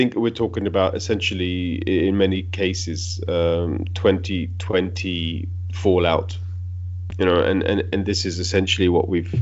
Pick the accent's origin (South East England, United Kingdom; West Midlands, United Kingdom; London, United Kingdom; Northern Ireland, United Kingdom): London, United Kingdom; also born or lived in Italy; now in Berlin, Germany; I was born in London, but my parents were immigrants, and then I left the UK and went to live